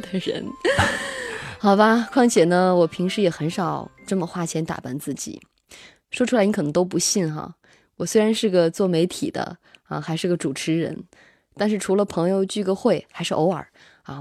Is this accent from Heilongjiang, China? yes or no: no; Xinjiang, China; now in Beijing, China; 我爱新疆啊，虽然北京也很好 但是我性格中的很多东西都是我的家乡带给我的